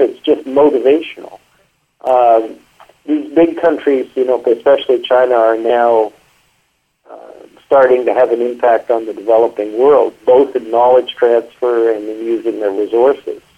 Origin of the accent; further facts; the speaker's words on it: Canada; I grew up a lot in Canada